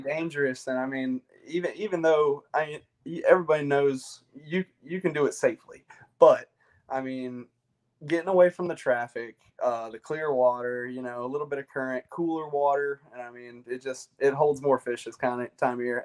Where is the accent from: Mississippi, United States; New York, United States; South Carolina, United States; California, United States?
South Carolina, United States; Chapin; I am from the central region of South Carolina, little town called Chapin uh, is where I grew up